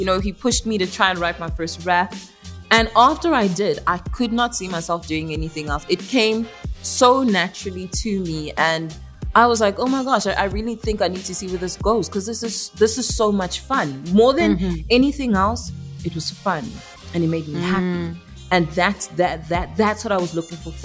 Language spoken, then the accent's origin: English; Pretoria, Gauteng, South Africa; South Africa is, where I was born and raised, but my heritage, my bloodline is Congolese